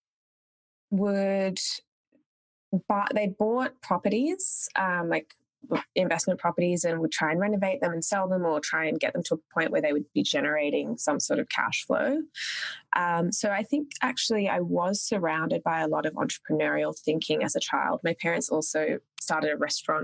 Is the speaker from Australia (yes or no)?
yes; Canberra, Australian Capital Territory, Australia; also born or lived in Sri Lanka; Spent most of my teen formative years in a town called Canberra